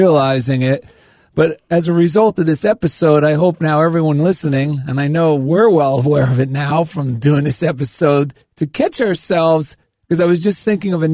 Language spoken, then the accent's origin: English; New Jersey, United States; I grew up in New Jersey